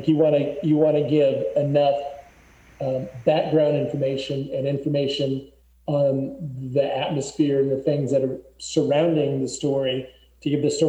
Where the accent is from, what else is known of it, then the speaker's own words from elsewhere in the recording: Albuquerque, New Mexico, United States; also born or lived in Santa Fe; I was from Santa Fe. That's the capital of New Mexico and the highest state capital in the United States. But then I moved down to Albuquerque when I was 2.5 or so.